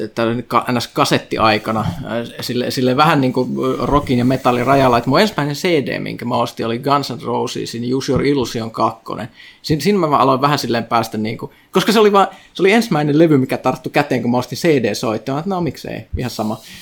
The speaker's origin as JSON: {"language": "Finnish", "town": "Kajaani", "region": "Kainuu", "country": "Finland", "moved": "yes", "said": "mä oon siis Kajaanista alun perin, siis pohjoinen kaupunki"}